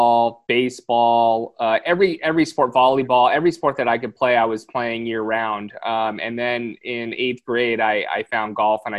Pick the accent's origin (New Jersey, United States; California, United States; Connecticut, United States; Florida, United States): California, United States; Lakewood; I was born and raised in a city called Lakewood, which borders the Long Beach area